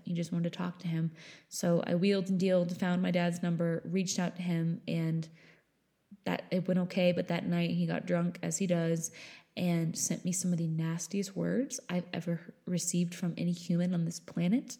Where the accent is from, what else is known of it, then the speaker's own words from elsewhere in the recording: New Hampshire, United States; I grew up in New Hampshire